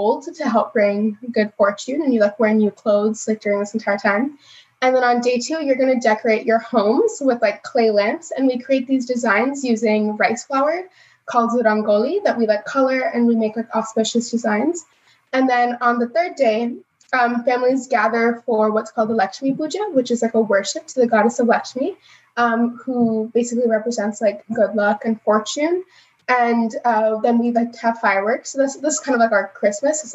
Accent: United States; now in Canada; I was born in the States.

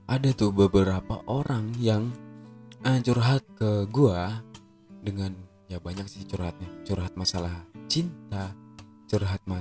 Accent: Aceh, Indonesia; Sekarang tuh yang di kampung aku tuh yang di Aceh itu lagi gencar-gencarnya corona guys.

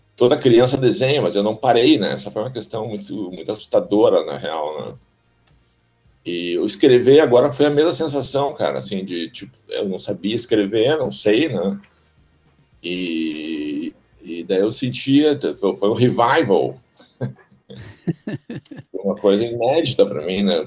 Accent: Porto Alegre, Rio Grande do Sul, Brazil; Nasci aqui na Beneficência Portuguesa, mas aí até os 6, 7 anos eu morei lá no, no, no Alegrete

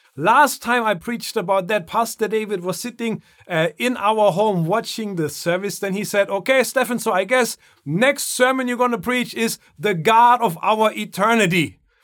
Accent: Germany; moved away; Growing up in Germany

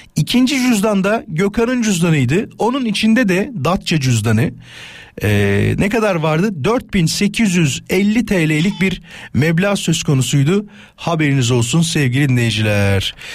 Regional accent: İzmit, Kocaeli, Turkey; now in Istanbul, Turkey; memleketim olan İzmit'ten

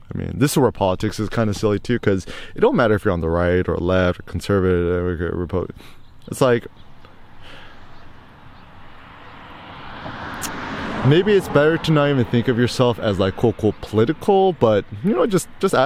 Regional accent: Bay Area, California, United States; I was raised in the Bay Area, still got my 510 area code number

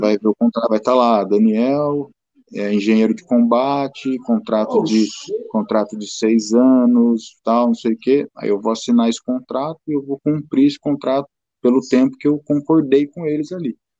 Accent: São Paulo, Brazil; moved away; Eu sou de São Paulo

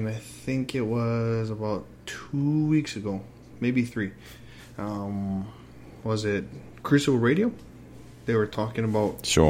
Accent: Hawaii, United States; now in Winnipeg, Canada; Dude, I'm from Hawaii, man.

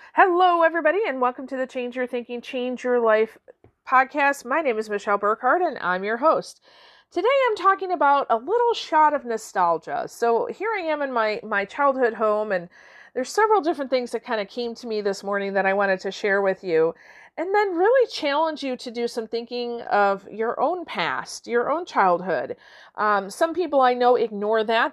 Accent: Warren, Michigan, United States; now in Midland, United States; today I'm recording from Warren, Michigan, my childhood home

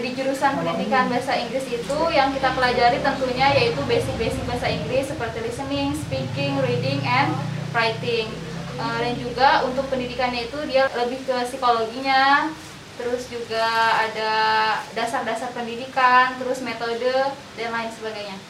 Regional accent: Jambi, Indonesia; moved away; Aku berasal dari Jambi

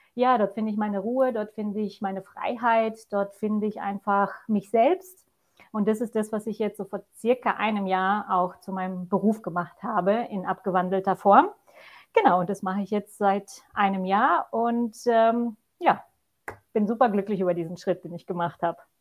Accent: Poland; also born or lived in Germany; now in Austria; bin ich gebürtige Polin, die jetzt als Deutsche in Österreich lebt, mit meinem zweiten Mann.

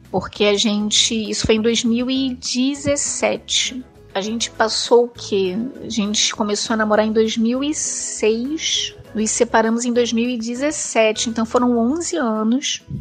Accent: Rio de Janeiro, Brazil; eu sou do Rio de Janeiro, sempre morei no Rio de Janeiro

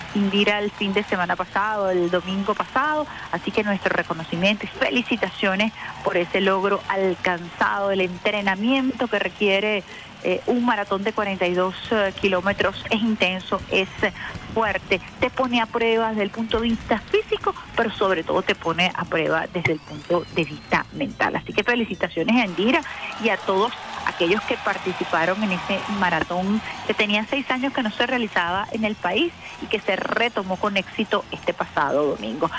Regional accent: Venezuela; de lo que nos identifica como venezolanos

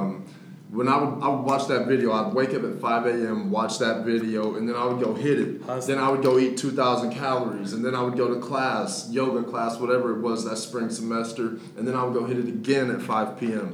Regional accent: Dallas, Texas, United States; also born or lived in Victoria, Texas; I was born in Victoria, Texas. Yeah. Uh, some people may know, some people may not know where that's at, but it's down south. And then I came up to Dallas when I was in sixth grade

